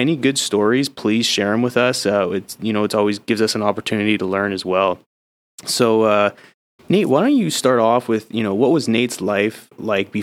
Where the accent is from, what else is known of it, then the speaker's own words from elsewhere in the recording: Canada; now in United States; I know I'm Canadian, but I'm soon to be American